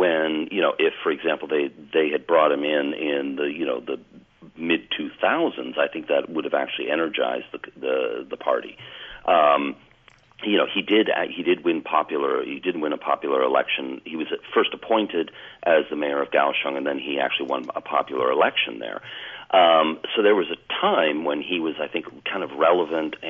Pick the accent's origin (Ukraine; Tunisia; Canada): Canada; now in Taichung, Taiwan; I was originally born in Canada